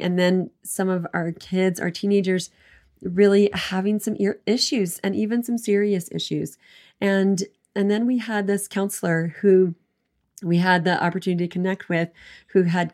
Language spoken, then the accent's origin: English; East Coast, United States; now in Southern Utah, United States; I grew up on East Coast